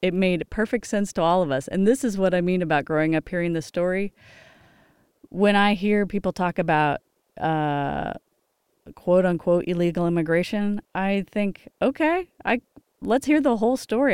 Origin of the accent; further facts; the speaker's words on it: Los Angeles, California, United States; I grew up in Los Angeles.